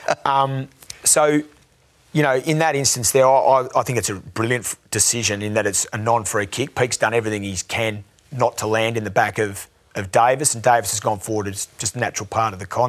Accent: Canberra, Australian Capital Territory, Australia; I'm from Canberra.

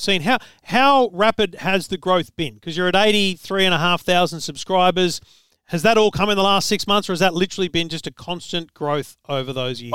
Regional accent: Australia; as an Australian

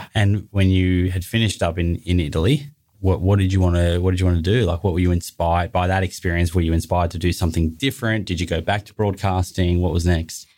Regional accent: Melbourne, Victoria, Australia; also born or lived in Bondi, Sydney; now in Sydney, Australia; I grew up in Melbourne

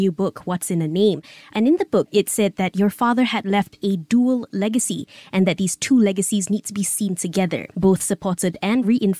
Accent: Malaysia; me as a Malaysian

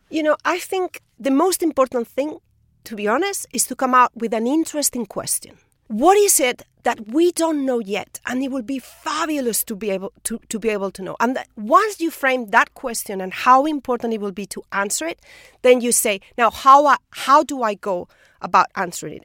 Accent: Spain; moved away as an adult; I'm from Spain. In Spain, people don't move.

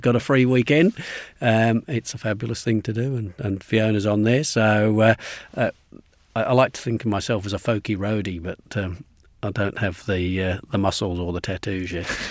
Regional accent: England, United Kingdom; moved away as an adult; also born or lived in Glasgow, Scotland; now in Melbourne, Australia; my parents moved to England when I was six, and so I was brought up at school uh, in England

